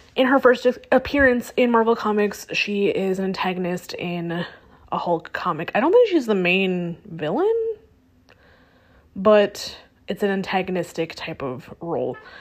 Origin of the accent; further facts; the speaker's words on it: United States; me being an American